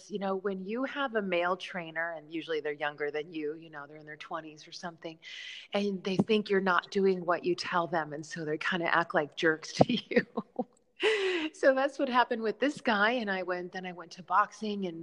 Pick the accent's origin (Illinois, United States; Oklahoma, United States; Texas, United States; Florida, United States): Illinois, United States; Chicago; now in New York City, United States; I'm from Chicago.